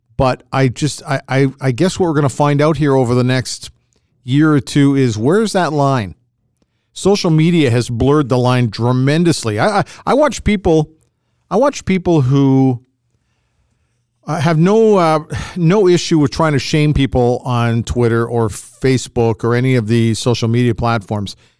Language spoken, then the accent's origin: English; Edmonton, Alberta, Canada; as a kid growing up in Edmonton in the sixties